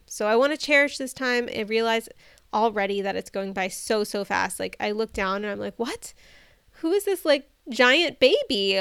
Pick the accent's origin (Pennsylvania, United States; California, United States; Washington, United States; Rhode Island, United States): California, United States; Bay Area; moved away; my husband and I were both born and raised in the Bay Area